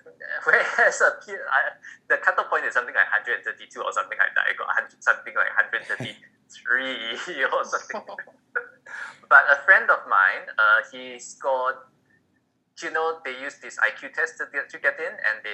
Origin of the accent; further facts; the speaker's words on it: Malaysia; from Malaysia